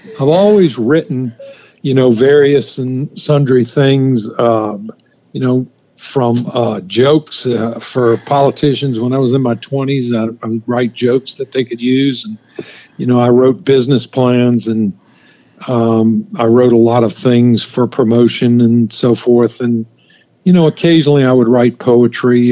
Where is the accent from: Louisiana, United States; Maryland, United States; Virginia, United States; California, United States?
Louisiana, United States; St. Francisville; moved away as an adult; also born or lived in Ireland; now in North Carolina, United States; my hometown of St. Francisville